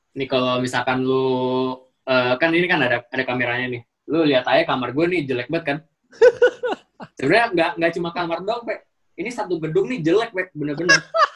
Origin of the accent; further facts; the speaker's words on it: Indonesia; moved away as an adult; also born or lived in Malaysia; gua orang Indonesia